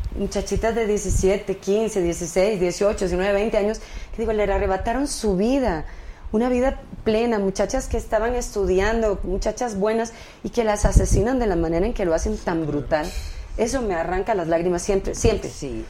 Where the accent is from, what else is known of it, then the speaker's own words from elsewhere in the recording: Costa Rica; moved away as an adult; now in Mexico; yo me crié en Costa Rica.